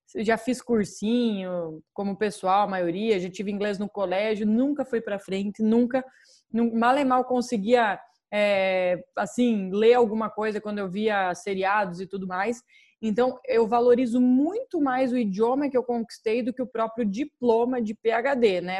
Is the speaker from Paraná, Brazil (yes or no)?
yes; Paraná, Brazil; now in United States; eu sou do Paraná